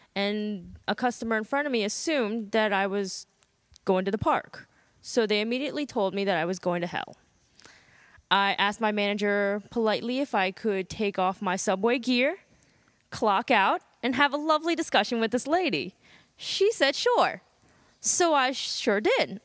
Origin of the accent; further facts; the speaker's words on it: Burke, Virginia, United States; I grew up in a little town called Burke. It's right near Springfield and Fairfax